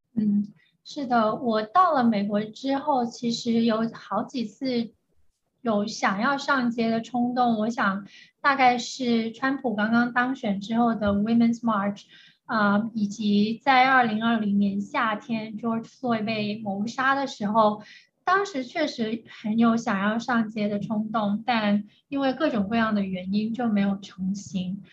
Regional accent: China; moved away; 我作为一个中国人

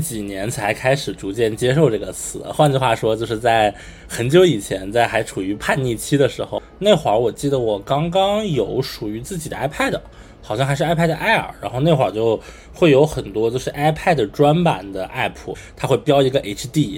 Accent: Beijing, China; 我作为一个北京人啊，就是逛胡同的感觉

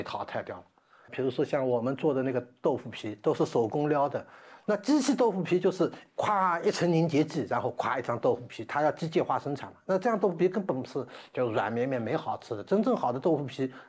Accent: China; 我们中国人民在南溪江边是祠堂为祠堂中心

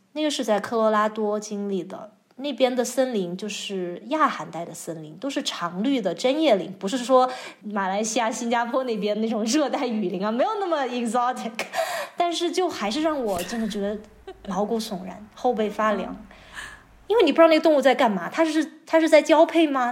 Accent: Chongqing, China; 我是在重庆长大的嘛，嗯。然后就不能算是大城市，但是从小也是踩在水泥地上，然后周围也都是各个的工地都在建设，就是刚刚刚经水泥里长大的一个九零后

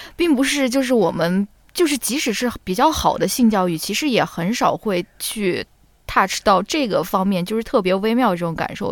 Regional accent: China; 我们在国内长大接受教育的小朋友

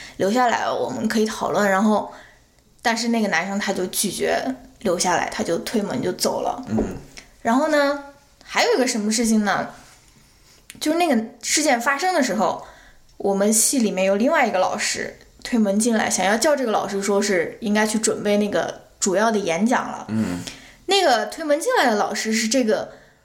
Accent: China; moved away as an adult; now in United States; 我是基本上出生，成长在中国是一个单一种族的国家

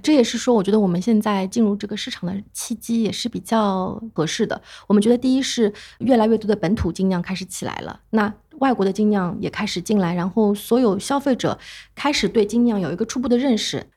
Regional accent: China; 而且就是我们中国人其实还会有个问题

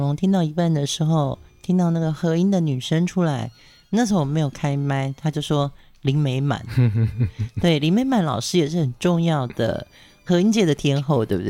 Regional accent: Pingtung County, Taiwan; 因为我从小在屏东长大

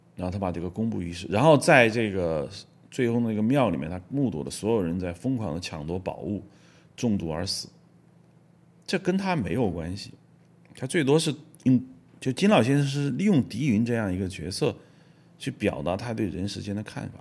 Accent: China; 我们作为中国人

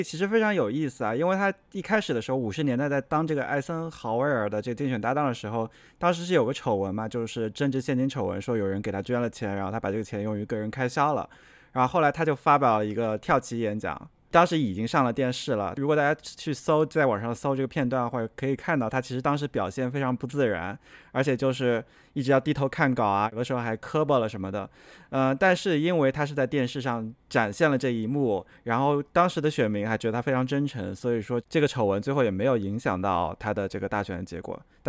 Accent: South China, China; 就就一下子就说到了，对我是个南方人。

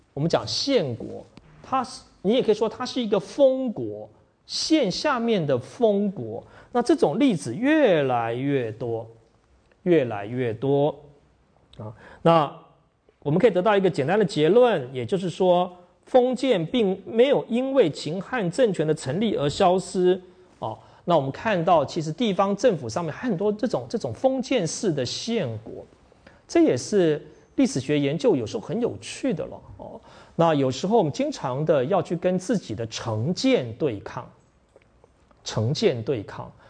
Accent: Taiwan; 我从台湾来

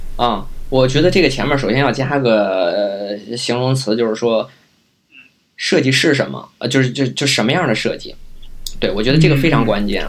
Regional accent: Beijing, China; also born or lived in Guangzhou; 本身我也是北京人，可能家里就是有房

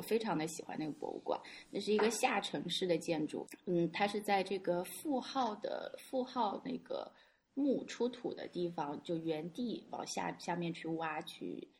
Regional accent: China; 我们是来自中国的

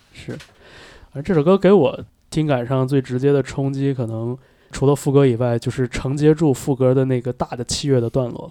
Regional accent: northern China, China; 我也是在北方长大的

